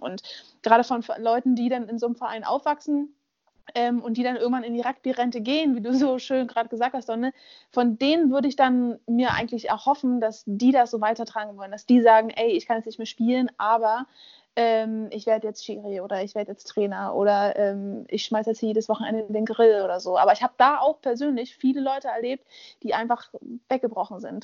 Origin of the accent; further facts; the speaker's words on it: Berlin, Germany; moved away; Ich bin in Berlin aufgewachsen, da funktioniert die BVG